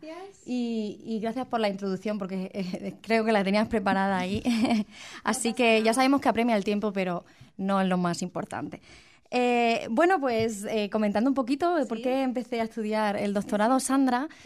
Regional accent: Spain; en mi país

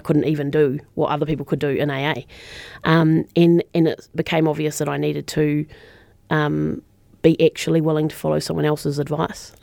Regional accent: Christchurch, Canterbury, New Zealand; moved away as an adult; I'm a Christchurch girl, born and bred. Um, so I didn't leave Christchurch actually until I was in my late twenties

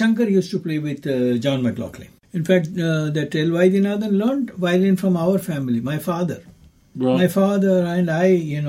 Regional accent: Ernakulam, Kerala, India; also born or lived in Chennai, Tamil Nadu, India; now in Dunedin, New Zealand; Kerala, I was born. I was born in Ernakulam.

